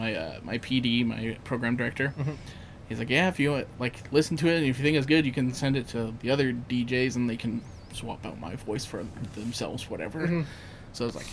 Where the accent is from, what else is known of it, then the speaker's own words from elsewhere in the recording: Elk Point, Alberta, Canada; I had a friend I grew up with in Elk Point